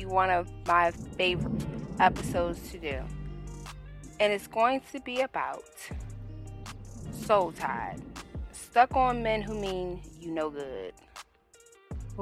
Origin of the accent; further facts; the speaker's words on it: Washington, District of Columbia, United States; now in South Carolina, United States; I'm originally from Washington, D.C., but I now reside in South Carolina.